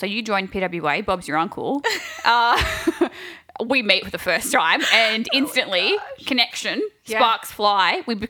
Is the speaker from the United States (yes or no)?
no; Sydney, New South Wales, Australia; Like I said, we're both from Sydney.